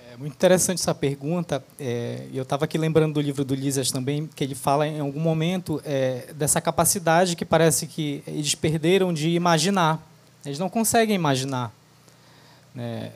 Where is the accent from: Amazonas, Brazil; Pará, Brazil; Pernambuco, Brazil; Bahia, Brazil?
Pará, Brazil; Abaetetuba; Eu nasci em Abaetetuba no Pará